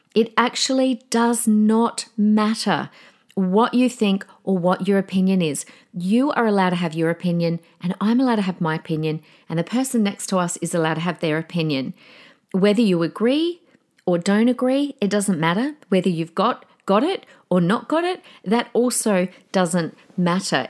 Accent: Australia; as an Australian

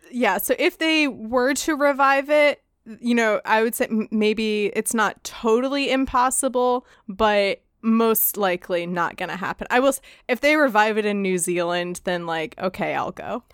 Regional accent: United States; we're American

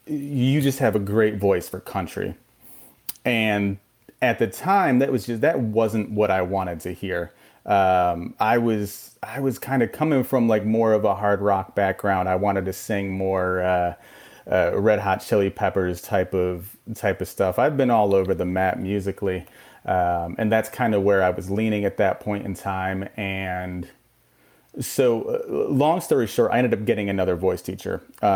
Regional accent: upstate New York, United States; moved away as an adult; also born or lived in Texas; now in Austin, United States; I grew up on the East Coast, and I was always in kind of coastal towns

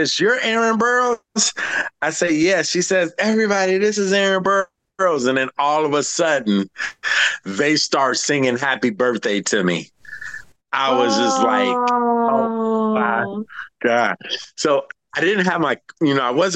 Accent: Houston, Texas, United States; I'm from Houston

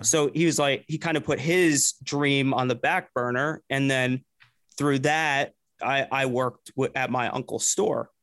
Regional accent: New Jersey, United States; I grew up in Jersey

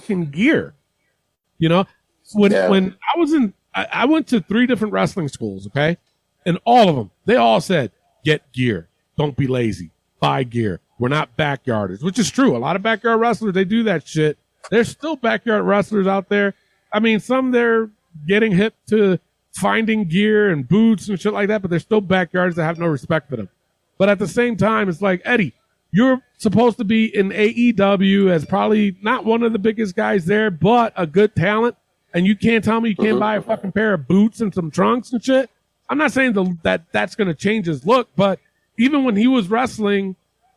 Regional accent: New York City, New York, United States; I'm from the Bronx, too

